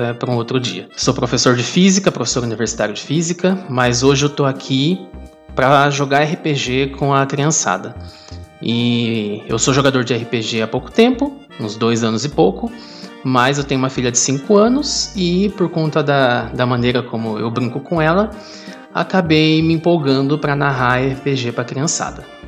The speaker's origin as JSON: {"language": "Portuguese", "region": "Paraná", "country": "Brazil", "moved": "yes", "lives_now": "Petrolina, Brazil", "said": "moro no Brasil, em Pernambuco, Petrolina. Apesar disso, eu sou paranaense"}